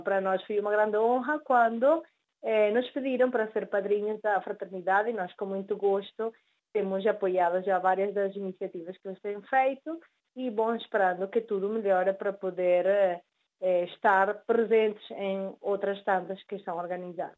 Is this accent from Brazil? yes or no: no; Venezuela; nós nascemos na Venezuela, os nossos pais são portugueses e por ende nós somos os descendentes